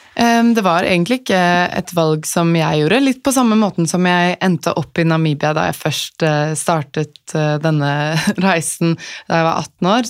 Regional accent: Asker, Akershus, Norway; moved away as an adult; vokste opp i Asker

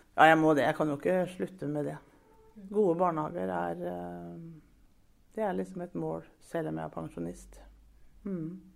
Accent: Brevik, Telemark, Norway; moved away as an adult; now in Sarpsborg, Norway; Brevik. Skikkelig Brevik-jente

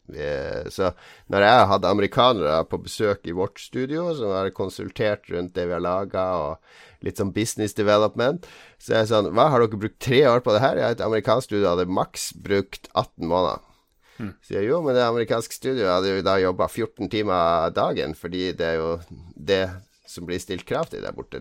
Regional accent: Norway; Vi er jo nordmenn

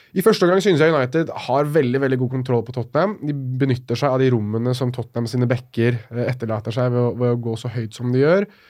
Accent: Norway; jeg blir jo stolt over å være nordmann

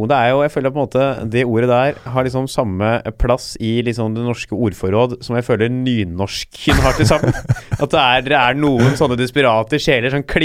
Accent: Stavanger, Rogaland, Norway; Jeg er fra Stavanger, jeg kommer her fra Toten, så jeg henger ut her.

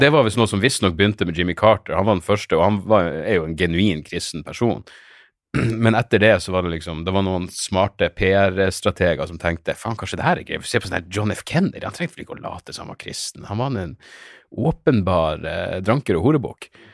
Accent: Narvik, Nordland, Norway; jeg vokste opp i Narvik

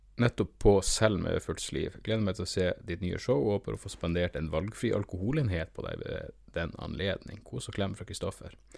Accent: Norway

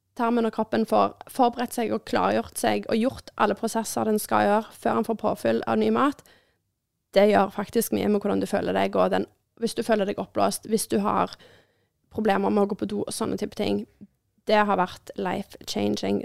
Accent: Norway; vi er nordmenn

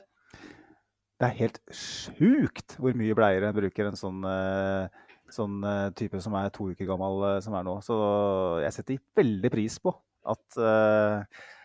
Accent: Mjøsa district, Innlandet, Norway; Jeg kommer fra Innlandet, tjukkeste Mjøsdistriktet

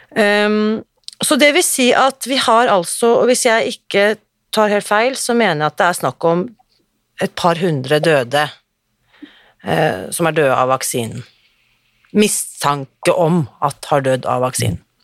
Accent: Norway; vi er så stolt av som nordmenn

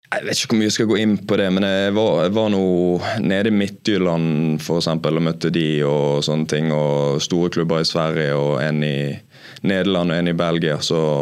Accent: Bergen, Vestland, Norway; være bergenser og spille i Brann

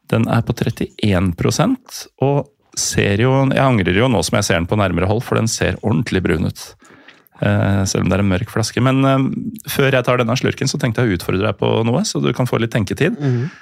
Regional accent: Norway; så bare hvor er du fra? Nei, jeg er norsk.

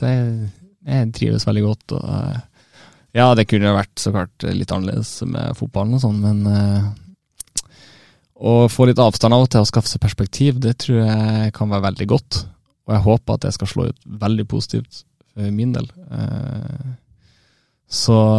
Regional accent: Brønnøysund, Nordland, Norway; now in Bodø, Norway; Jeg vet ikke om jeg er ekte nordlending når jeg er så langt sør fra som Brønnøysund

